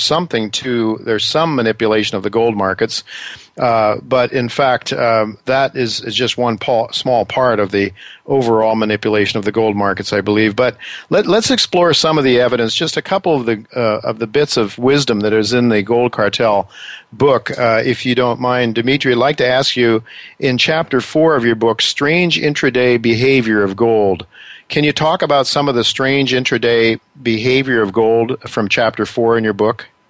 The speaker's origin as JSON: {"language": "English", "country": "United States", "said": "as an American"}